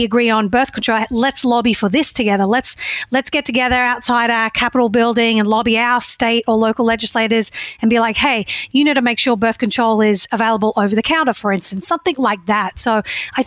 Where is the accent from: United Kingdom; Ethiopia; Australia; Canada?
Australia; moved away as an adult; now in United States; I grew up in Australia where the political and religious environment were completely separate